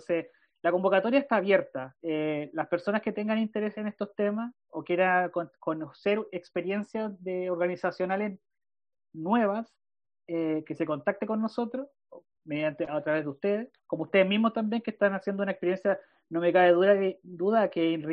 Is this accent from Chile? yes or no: yes; Chile; son chilenos, somos todos, todos chilenos